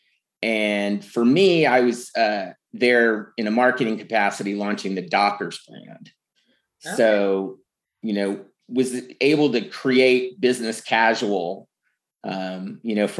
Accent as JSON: {"language": "English", "town": "San Francisco", "region": "California", "country": "United States", "tie": "born or raised there", "said": "growing up in San Francisco"}